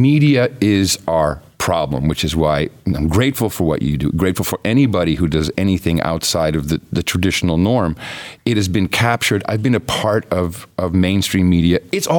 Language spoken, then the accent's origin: English; Netherlands; I grew up in the Netherlands. You know, I moved there when I was right after the radio, my transistor radio, mm-hmm. 7 years old. And it was a socialist country.